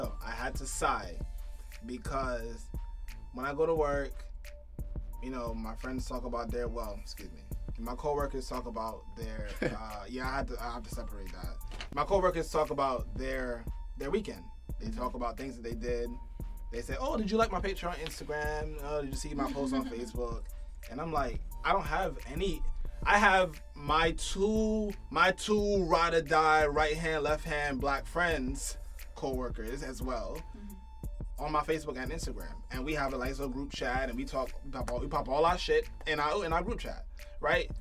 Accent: New York City, New York, United States; moved away as an adult; also born or lived in Canarsie / Flatbush / North Carolina / Connecticut; I was born in the hood

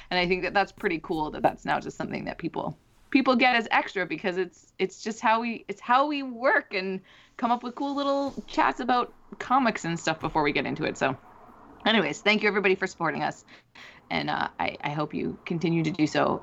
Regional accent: Canada; I do like being Canadian

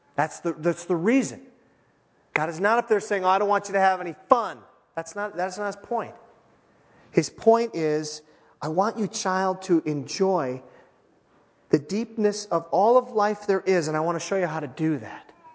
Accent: Iron Range, Minnesota, United States; I'm from the Iron Range

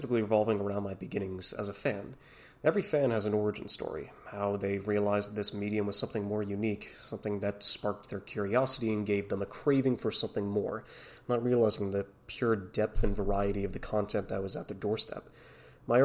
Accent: Canada; a Canadian kid, born and raised

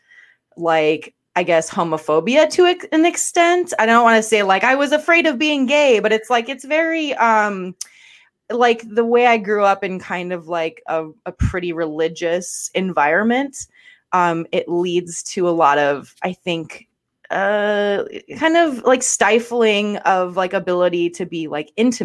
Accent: Guam; now in Atlanta, United States; I'm originally from Guam, a little island called Guam.

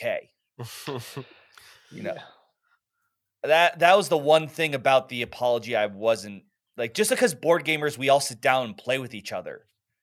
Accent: United States; as an American

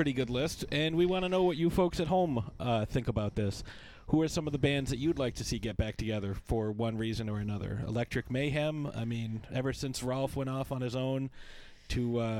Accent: Saskatoon, Saskatchewan, Canada; I'm from Saskatoon.

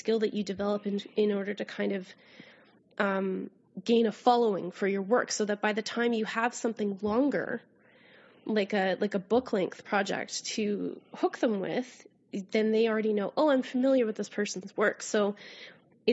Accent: Canada; accent: Canadian raising; my Canadian raising

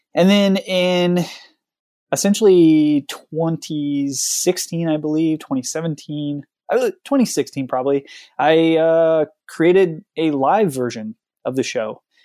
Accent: Oregon coast, United States; I grew up on the Oregon coast

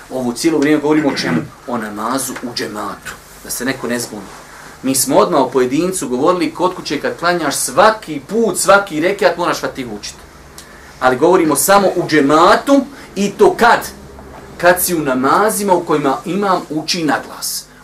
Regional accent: Bosnia & Herzegovina; kod nas u Bosni

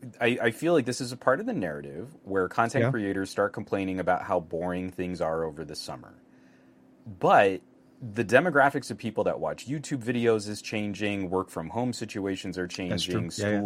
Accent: New Mexico, United States; I come from New Mexico.

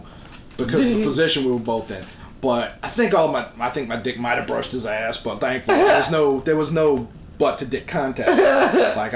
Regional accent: New Orleans, Louisiana, United States; I'm from New Orleans.

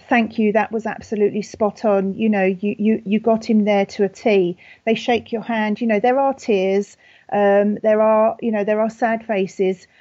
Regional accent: United Kingdom; accent: very British; my very British accent

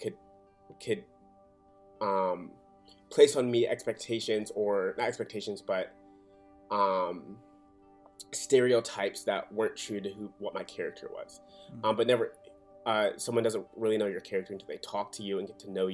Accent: Atlanta, Georgia, United States; also born or lived in Birmingham, Alabama; I was born in Birmingham, Alabama, and I moved to Atlanta, Georgia when I was 3 years old, and that is where I was raised

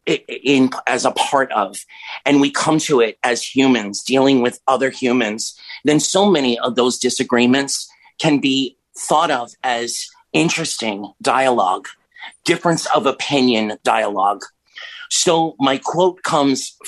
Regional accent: New York City, New York, United States; now in Miami, United States; Once from New York City, you're always from New York City, but I come to you from Florida

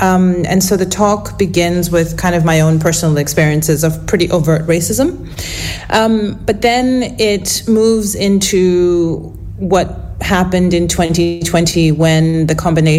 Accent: South Africa; moved away as an adult; also born or lived in Western Australia; now in Australia; I'm a writer from South Africa originally.

